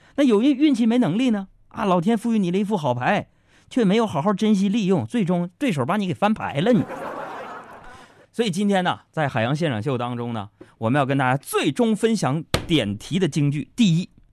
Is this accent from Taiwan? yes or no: no; Northeast China, China; 用我们东北话叫